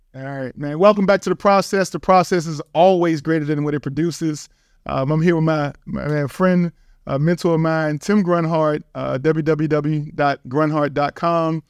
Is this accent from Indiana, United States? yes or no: no; Richmond, Virginia, United States; East Coast guy, born and raised in Richmond, Virginia